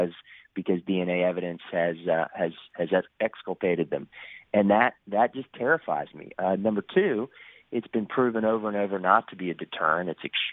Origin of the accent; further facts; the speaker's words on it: Florida, United States; I'm from Central Florida. I grew up there, third generation, married my high school sweetheart